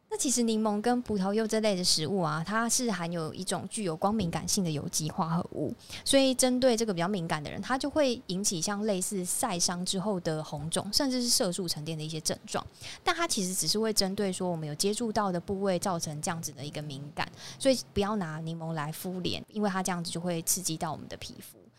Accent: Taiwan; 就是我们台湾人他有肤质过敏的人发生率其实蛮不高的

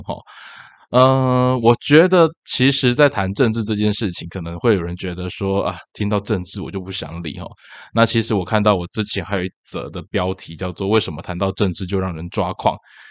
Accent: Tainan, Taiwan; 毕竟我是台南人嘛

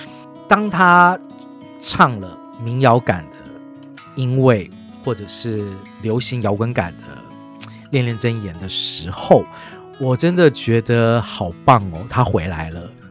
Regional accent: Taipei, Taiwan; 因为我是台北长大的小孩

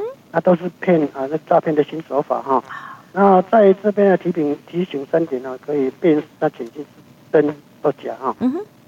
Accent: Taiwan; 我们台湾这边

